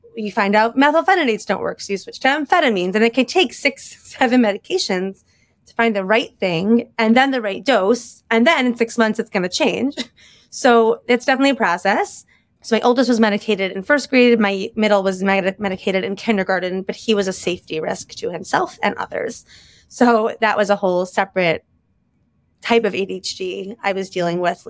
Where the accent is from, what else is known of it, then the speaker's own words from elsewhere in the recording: Chicago, Illinois, United States; moved away as an adult; also born or lived in Bala Cynwyd, Pennsylvania / Lower Merion, Pennsylvania; now in Philadelphia, United States; I was born and raised in Chicago